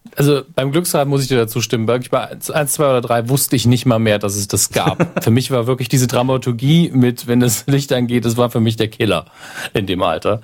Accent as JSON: {"language": "German", "region": "Saarland", "country": "Germany", "said": "meine Heimat, am nächsten im Saarland liegt"}